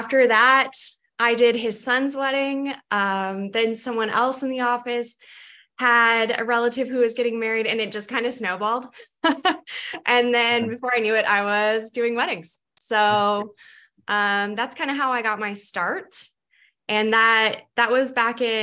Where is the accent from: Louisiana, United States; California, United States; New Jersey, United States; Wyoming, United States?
California, United States; Redding; moved away as an adult; also born or lived in Santa Barbara, California; now in Boise, United States; I'm from Northern California, cool. The Redding area specifically